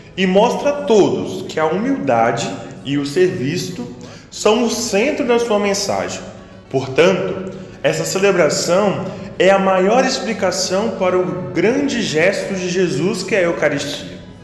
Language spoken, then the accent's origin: Portuguese; Itaguaçu, Espírito Santo, Brazil; natural da paróquia Nossa Senhora Medianeira de Todas as Graças, que fica na cidade de Itaguaçu